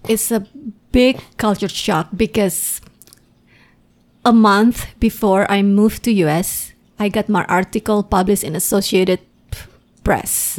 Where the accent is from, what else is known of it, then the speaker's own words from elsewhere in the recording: Indonesia; English is a second language; moved away as an adult; now in United States; when I was still in Indonesia